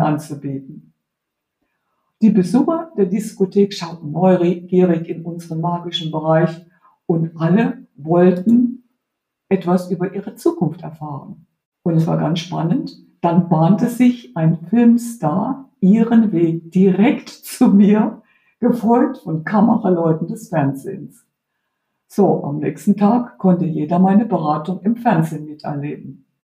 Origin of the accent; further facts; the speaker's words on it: Heidelberg, Baden-Württemberg, Germany; moved away as an adult; also born or lived in Spain; eigenen Heimatstadt, wo ich aufgewachsen bin